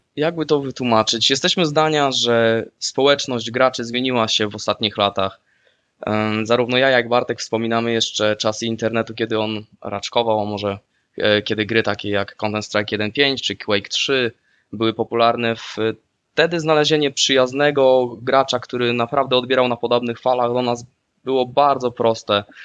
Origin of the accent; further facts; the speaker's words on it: Słupsk, Pomeranian Voivodeship, Poland; moved away as an adult; now in Netherlands; też pochodzę ze Słupska w Holandii mieszkam od dobrych pięciu lat